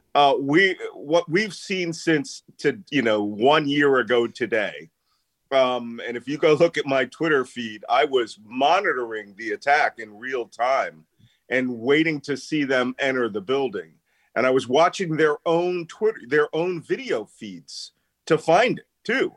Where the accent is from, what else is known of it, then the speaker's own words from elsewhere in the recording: Philadelphia, Pennsylvania, United States; moved away; also born or lived in South Carolina / upstate New York; I grew up in Philadelphia